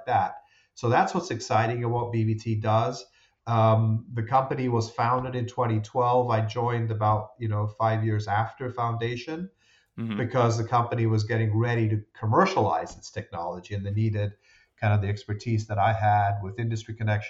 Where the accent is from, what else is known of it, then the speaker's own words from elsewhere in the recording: Rome, Lazio, Italy; moved away; I grew up in Rome in Italy. My dad worked at the FAO, Food and Agriculture okay. Organization, for a number of years.